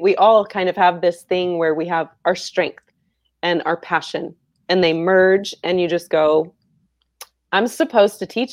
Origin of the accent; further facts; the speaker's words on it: Central Florida, United States; I grew up in Florida, small town, Central Florida